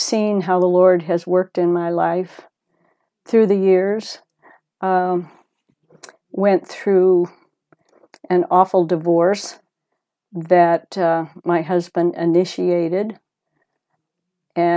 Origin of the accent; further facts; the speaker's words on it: United States; also born or lived in Southern California / Southern Oregon; Moved out to La Sierra when I was six with my parents, and I grew up there.